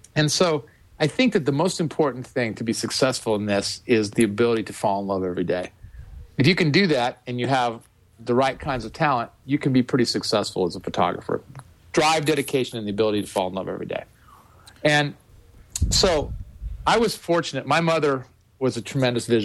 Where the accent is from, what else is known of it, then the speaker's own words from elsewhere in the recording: Western Nebraska, United States; moved away; when you grow up in a place like Western Nebraska, it's a different existence